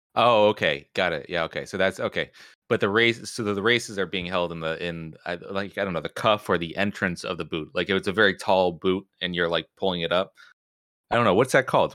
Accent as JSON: {"language": "English", "region": "New Jersey", "country": "United States", "tie": "born or raised there", "said": "we grew up in New Jersey"}